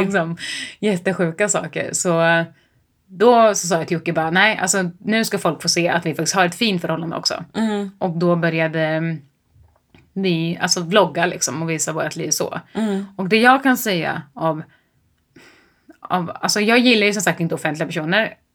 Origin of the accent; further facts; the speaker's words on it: Mantorp, Östergötland, Sweden; jag kommer från Mjölby eller Mantorp eller vad fan mm. man säger. Eh, I Östergötland